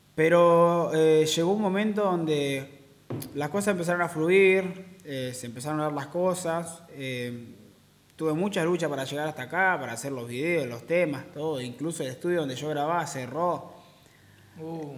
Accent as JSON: {"language": "Spanish", "region": "Neuquén", "country": "Argentina", "also_born_or_lived": "Villa Regina, Río Negro", "said": "yo soy de Neuquén"}